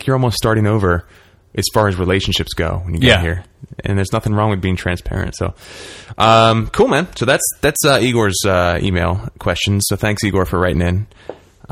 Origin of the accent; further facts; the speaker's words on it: Philadelphia, Pennsylvania, United States; now in Los Angeles, United States; I'm from Philly